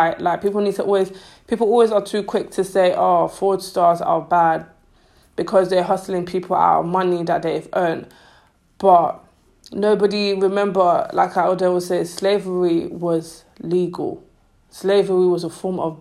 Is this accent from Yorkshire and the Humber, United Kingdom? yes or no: no; London, United Kingdom; Growing up in London, like I'm 25, growing up in London, being African wasn't cool.